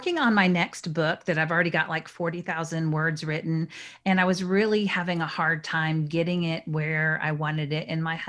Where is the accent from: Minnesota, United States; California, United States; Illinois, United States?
Minnesota, United States; born there; also born or lived in North Dakota / Texas; now in Dallas, United States; So I was born in Minnesota and then moved to North Dakota and then moved to Texas and lived in the Woodlands, which is a suburb of Houston, not very far from my home now.